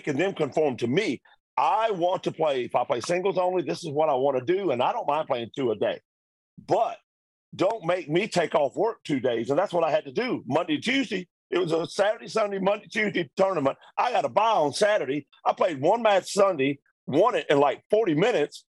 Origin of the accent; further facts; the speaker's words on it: Atlanta, Georgia, United States; I'm from Atlanta.